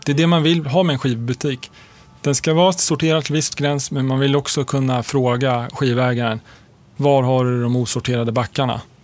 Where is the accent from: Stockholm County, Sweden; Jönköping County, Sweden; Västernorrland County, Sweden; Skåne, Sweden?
Stockholm County, Sweden; Stockholm; also born or lived in Lund; jag växte upp i Högdalen